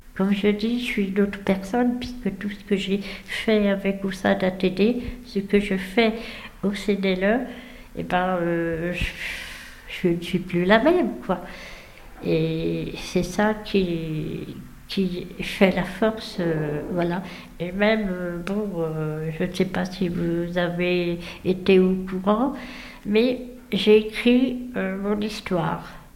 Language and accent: French; Dijon, Bourgogne-Franche-Comté, France; ici même à Dijon, puisque je suis native de Dijon.